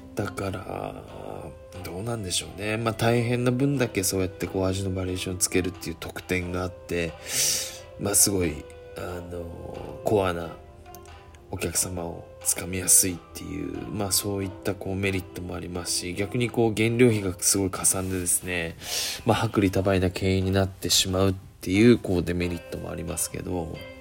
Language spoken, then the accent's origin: Japanese; Kagoshima, Japan; 僕は鹿児島生まれなので鹿児島の人間